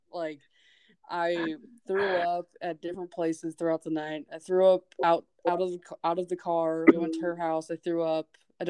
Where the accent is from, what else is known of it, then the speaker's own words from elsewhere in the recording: Alaska, United States; moved away; also born or lived in Metlakatla; I'm from Alaska